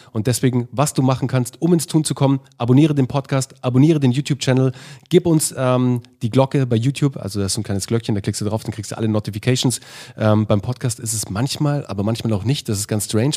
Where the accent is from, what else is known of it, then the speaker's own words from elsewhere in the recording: Munich, Bavaria, Germany; moved away as an adult; also born or lived in Berlin; ich bin als, äh, Mün als Münchner Jung